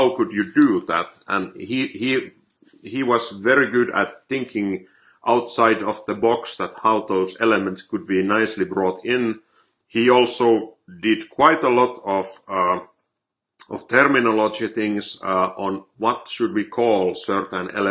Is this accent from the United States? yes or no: no; Finland; I'm from Finland